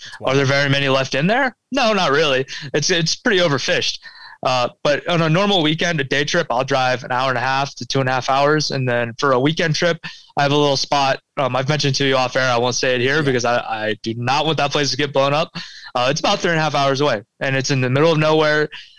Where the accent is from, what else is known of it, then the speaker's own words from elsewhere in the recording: Pennsylvania, United States; Yeah, so I grew up in Pennsylvania. I grew up fishing around State College and kind of those areas. We had a cabin not too far away from there, as well as South Central Pennsylvania.